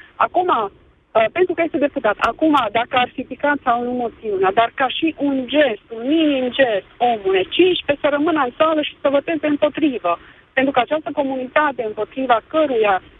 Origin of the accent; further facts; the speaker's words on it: Székely Land, Romania; now in Cluj-Napoca, Romania; născută în uh, Secuine